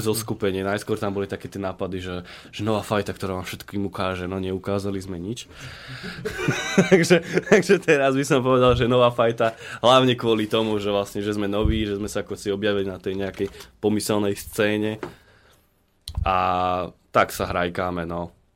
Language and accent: Slovak; Trnavá Hora, Banská Bystrica Region, Slovakia; also born or lived in Zvolen; síce som povedal, že som brinziar, zvolenčan, ale ja pochádzam z Trnavej hory. To je, to je medzi Zvolenom a Žiarom na dronom.